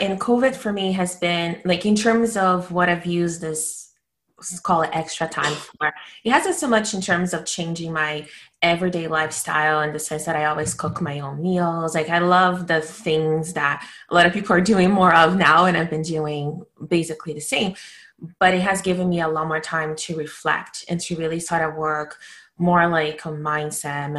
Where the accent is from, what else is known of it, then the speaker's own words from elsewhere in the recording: Brazil; moved away as an adult; now in Canada; I was born and raised in Brazil, and I've moved to Canada in my early 20s